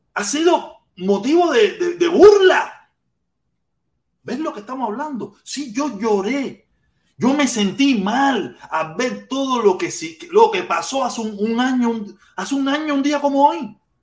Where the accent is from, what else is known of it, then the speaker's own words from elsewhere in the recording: Cuba; moved away; Yo salí de Cuba con mucho, mucho, mucho odio